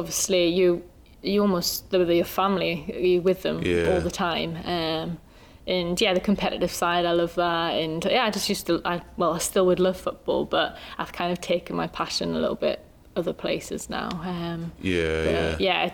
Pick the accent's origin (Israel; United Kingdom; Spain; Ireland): United Kingdom; Newcastle upon Tyne, North East England; also born or lived in Tennessee, United States / Birmingham; I grew up in the Newcastle Centre of Excellence from quite a young age, like 10